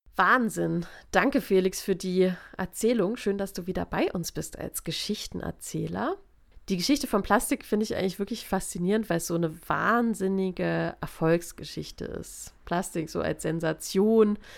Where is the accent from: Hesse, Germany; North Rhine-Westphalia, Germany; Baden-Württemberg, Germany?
Baden-Württemberg, Germany; Offenburg area; ich komme aus der Gegend hier